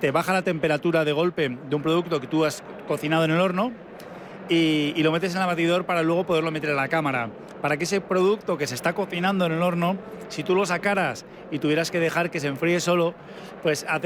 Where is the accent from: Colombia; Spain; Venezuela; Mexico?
Spain; Basque Country; Encantados de que la gente venga a conocernos y además, como vascos que somos, también damos bien de comer.